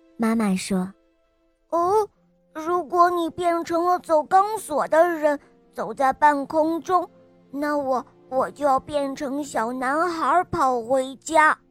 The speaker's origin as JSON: {"language": "Chinese", "region": "Shandong", "country": "China", "said": "今年五岁了，我来自山东"}